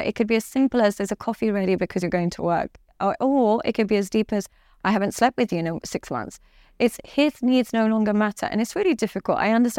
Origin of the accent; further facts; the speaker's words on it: Dubai, United Arab Emirates; now in London, United Kingdom; And unfortunately, because I come from Dubai and I live in London and stuff like that, I focus on the extremities.